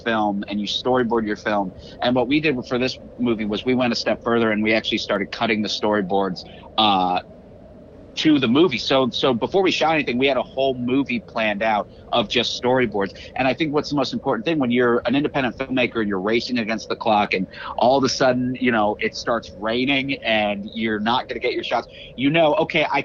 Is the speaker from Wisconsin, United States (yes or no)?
no; Florida, United States; I grew up in Florida